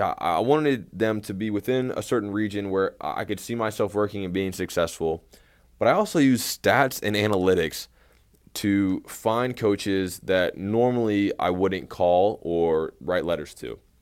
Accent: Tyler, Texas, United States; moved away as an adult; also born or lived in McPherson, Kansas / Fresno, California; now in Abilene, United States; I'm originally from Tyler, Texas

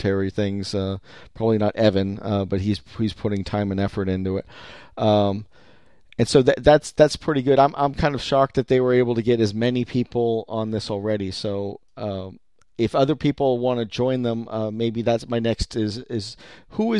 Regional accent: California, United States; I'm from California

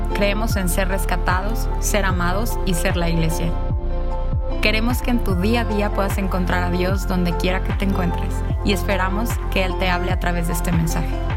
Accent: United States; moved away; soy un gringo

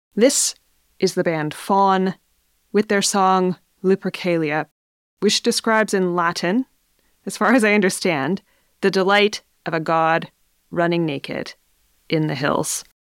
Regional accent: Smithers, British Columbia, Canada; here in Smithers in my hometown

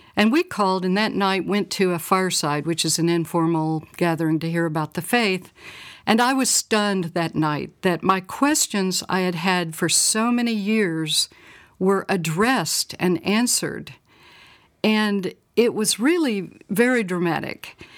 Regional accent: Little Rock, Arkansas, United States; I'm from Little Rock, Arkansas, and I grew up in the fifties and sixties

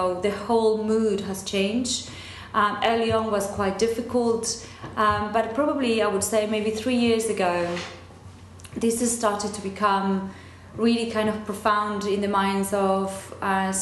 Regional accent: Argentina; English is a second language; moved away as an adult; now in England, United Kingdom; I was born and brought up in dictatorship in Argentina.

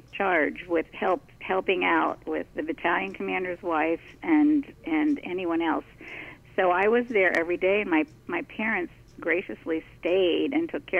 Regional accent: Washington, District of Columbia, United States; when I was growing up in the Washington, D.C. area

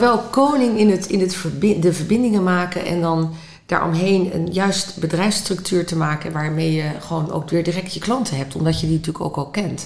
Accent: Netherlands

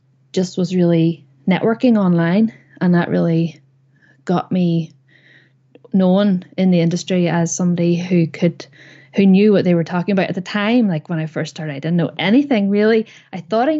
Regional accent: Northern Ireland, United Kingdom; moved away as an adult; also born or lived in Belfast; now in Saudi Arabia; I am originally from Northern Ireland.

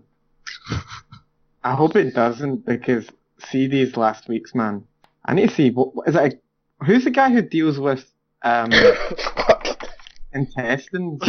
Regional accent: United States; I'm American

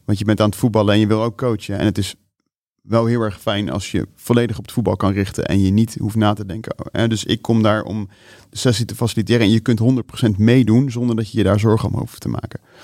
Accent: Netherlands; ik als Nederlander

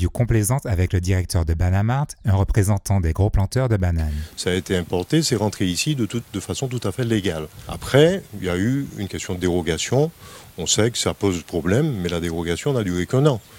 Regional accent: Martinique; ça n'est certainement pas en tant que béquet, c'est en tant que martiniquais.

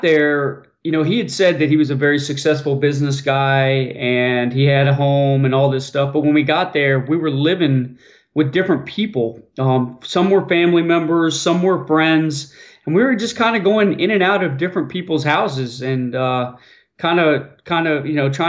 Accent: Clearwater, Florida, United States; also born or lived in Tallahassee, Florida; I was born in Clearwater, Florida

